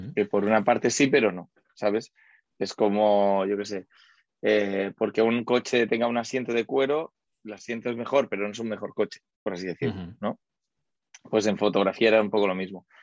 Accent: Barcelona, Catalonia, Spain; also born or lived in United States; yo soy de Barcelona

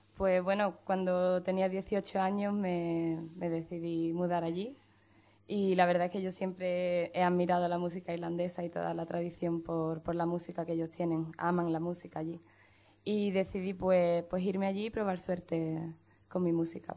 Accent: Chiclana de la Frontera, Andalusia, Spain; now in Dublin, Ireland; soy de, Chiclano, Chiclana, soy de Cádiz

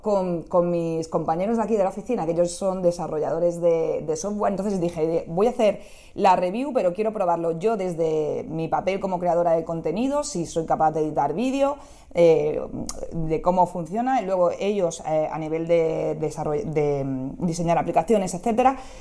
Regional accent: Barcelona, Catalonia, Spain; yo soy de Barcelona

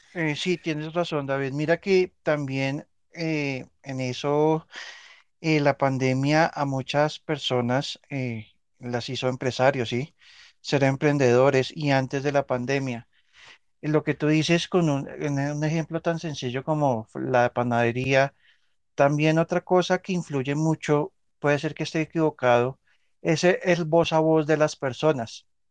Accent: Colombia; soy colombiano

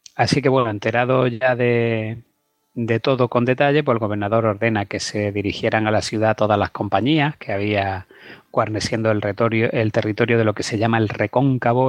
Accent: Cuevas de San Marcos, Andalusia, Spain; Lucena está a 15 kilómetros de mi pueblo, que es Cuevas de San Marcos, que es provincia de Málaga

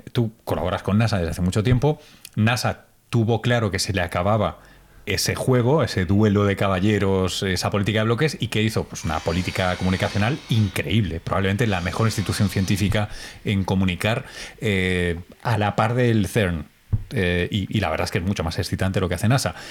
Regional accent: Spain; como español

